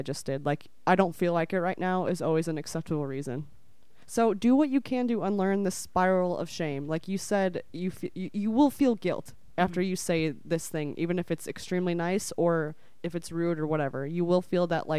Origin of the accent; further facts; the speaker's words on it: Midwest, United States; We're both from the Midwest